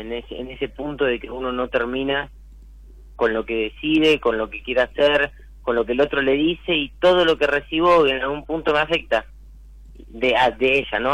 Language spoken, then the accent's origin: Spanish; Buenos Aires, Argentina; now in Tigre, Argentina; Yo soy acá de Caballito